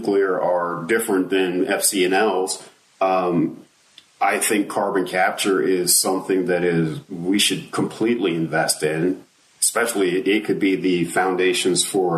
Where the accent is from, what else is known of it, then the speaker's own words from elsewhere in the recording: Maryland, United States; I grew up in Maryland